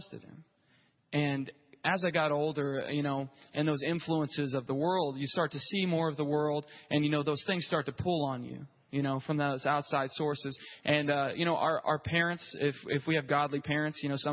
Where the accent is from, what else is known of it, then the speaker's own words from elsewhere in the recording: Grove, Oklahoma, United States; It was in Grove, Oklahoma. I don't know if you've ever been there, but that's where I grew up